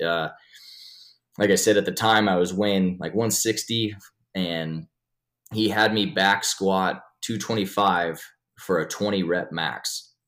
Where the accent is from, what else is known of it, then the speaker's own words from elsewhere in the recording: Sheridan, Wyoming, United States; also born or lived in Rozet, Wyoming; born and raised in Sheridan, Wyoming